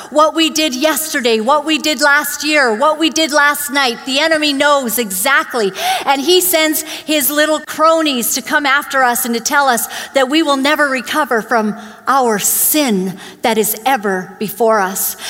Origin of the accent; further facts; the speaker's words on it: Vancouver, British Columbia, Canada; also born or lived in Uganda; when we came to, to Canada, I grew up in Glad Tidings Church, you know, just down the way